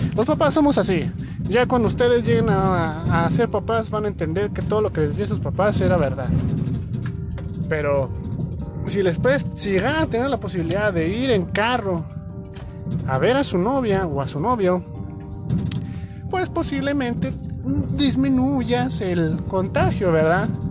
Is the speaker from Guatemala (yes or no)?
no; Mexico; como mexicanos